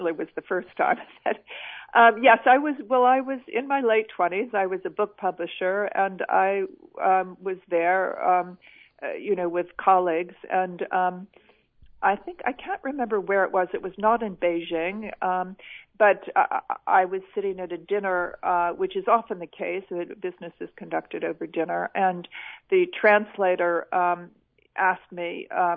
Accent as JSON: {"language": "English", "country": "United States", "also_born_or_lived": "China", "moved": "as an adult", "lives_now": "London, United Kingdom", "said": "as an American"}